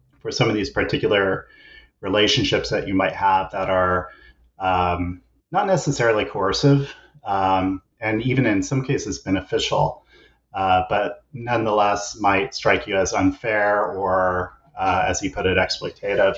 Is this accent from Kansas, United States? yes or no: yes; Kansas, United States; also born or lived in East Coast; now in British Columbia, Canada; I'm originally an American, grew up in Kansas and did all my schooling on the East Coast.